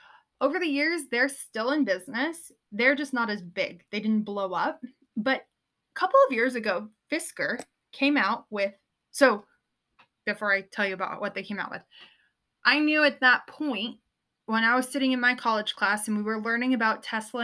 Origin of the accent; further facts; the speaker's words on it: Southern California, United States; I grew up in Southern California